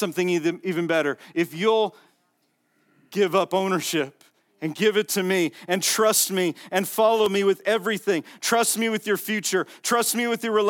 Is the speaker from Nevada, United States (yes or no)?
yes; Las Vegas, Nevada, United States; I'm from Vegas